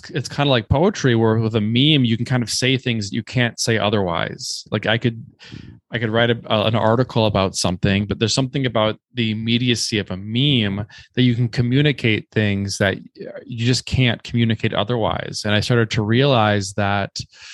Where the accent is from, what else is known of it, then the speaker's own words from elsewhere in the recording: Minnesota, United States; moved away as an adult; also born or lived in New York City / Culebra; I grew up in Minnesota